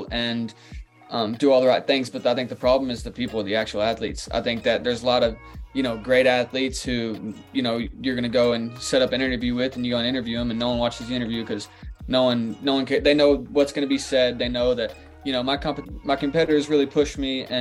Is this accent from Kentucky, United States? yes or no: yes; Kentucky, United States; I'm from Kentucky, so I was always a UK basketball fan